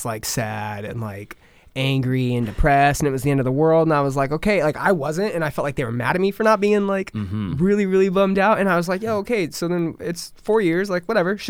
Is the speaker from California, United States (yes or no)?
yes; Southern California, United States; moved away; So that's where I'm from. I'm from Southern California. Cool. Not San Francisco, but San Diego. Mm-hmm. I'm like 2 hours north of San Diego, 2 hours east of LA. So I'm like in a nice little triangle.